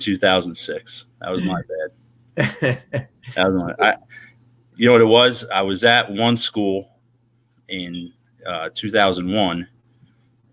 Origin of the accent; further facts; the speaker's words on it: Jersey Shore, New Jersey, United States; I grew up on the Jersey Shore. I grew up in Jersey